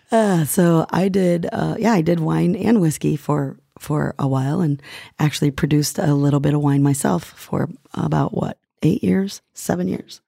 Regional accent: Northeastern Ohio, United States; moved away as an adult; also born or lived in Perugia, Italy / England / West Coast, United States; I grew up actually in Northeastern Ohio and studied there, studied art

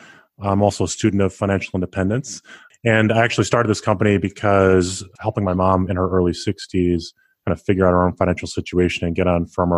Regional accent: Rochester, New York, United States; I grew up in the Northeast in Rochester, New York.

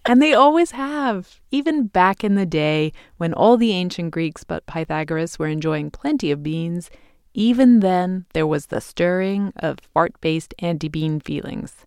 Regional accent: England, United Kingdom; moved away; This is not something I grew up eating in England

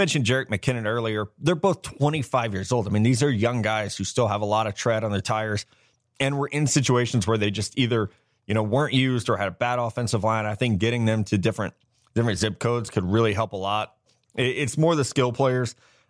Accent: Midwest, United States; And yeah, like growing up in the Midwest, like we don't have hockey.

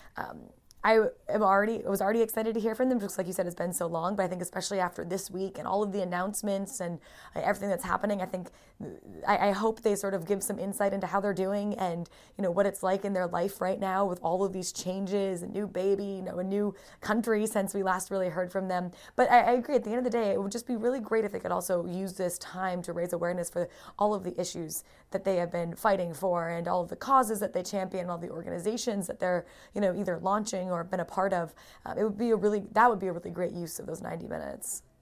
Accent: United States; moved away as an adult; now in United Kingdom; I grew up in America

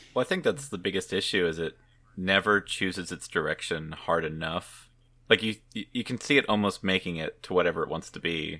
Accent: Oklahoma, United States; I'm from Oklahoma

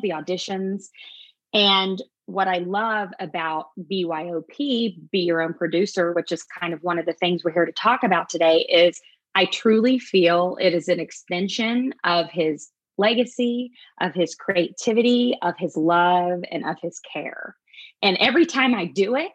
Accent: Louisville, Kentucky, United States; I was born and raised in Louisville, Kentucky

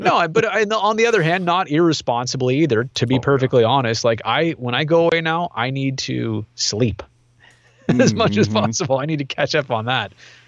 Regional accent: California, United States; Even the firestorm of 90 in Oakland, because I grew up in the East Bay, and that was, you know, it was very scary to be that close to something.

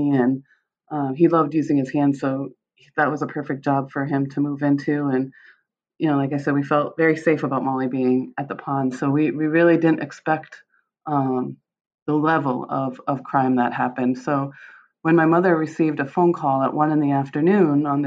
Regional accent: Michigan, United States; born there; I, I was born in Michigan. My mom is from Michigan, but my dad had grown up in Westmoreland.

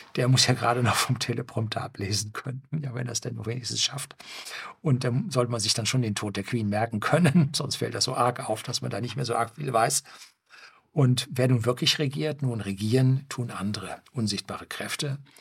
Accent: Germany; bei uns in Norddeutschland

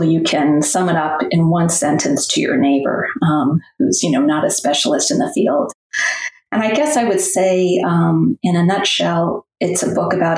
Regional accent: New England, United States; moved away as an adult; also born or lived in Middle Tennessee; now in Tennessee, United States; I grew up in New England, but have spent most of my life, or my adulthood at least, in the South

